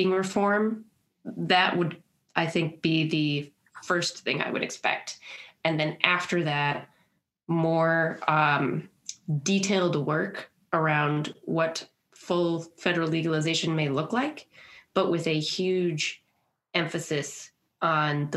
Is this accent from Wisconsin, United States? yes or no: yes; Milwaukee, Wisconsin, United States; now in Minnesota, United States; We're from Milwaukee, Wisconsin